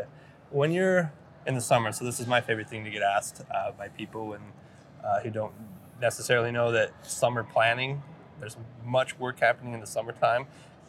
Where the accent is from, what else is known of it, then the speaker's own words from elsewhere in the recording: Idaho, United States; now in Bend, United States; I'm from Idaho and I live in Bend.